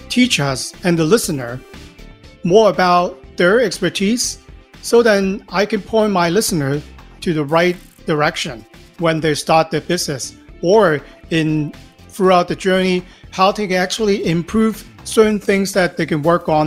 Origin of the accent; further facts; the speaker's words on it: Los Angeles, California, United States; I'm from Los Angeles, California.